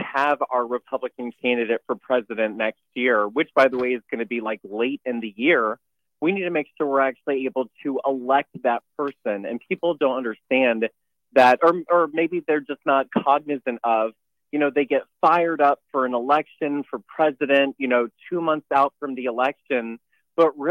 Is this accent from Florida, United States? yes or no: yes; Neptune Beach, Florida, United States; I'm from Jacksonville. Neptune yeah. Beach is my hometown